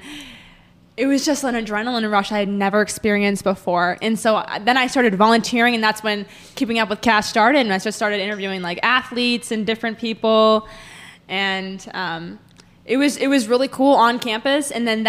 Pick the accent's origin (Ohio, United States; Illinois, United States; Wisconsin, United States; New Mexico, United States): Wisconsin, United States; Green Bay; moved away as an adult; now in Springfield, United States; So I'm from Green Bay, Wisconsin.